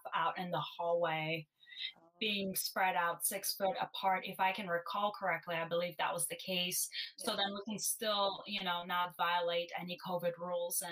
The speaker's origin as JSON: {"language": "English", "town": "Chicago", "region": "Illinois", "country": "United States", "tie": "born or raised there", "also_born_or_lived": "Bulgaria / Vernon Hills, Illinois", "said": "I have spent most of my life in the suburbs, living in the suburbs of Chicago"}